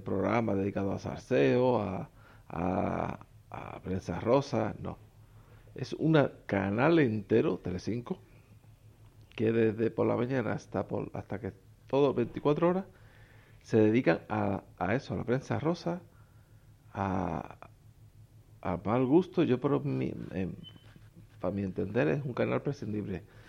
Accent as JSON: {"language": "Spanish", "country": "Spain", "said": "En mi país, España"}